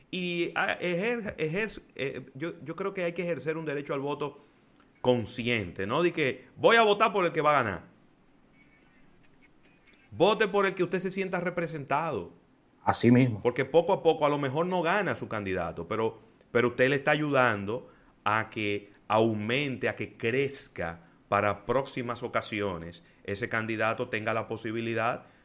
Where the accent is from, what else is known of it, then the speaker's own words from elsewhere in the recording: Dominican Republic; Y también somos los dominicanos, que aunque tenemos que levantarnos día a día a buscar el moro, nos quedamos en casa.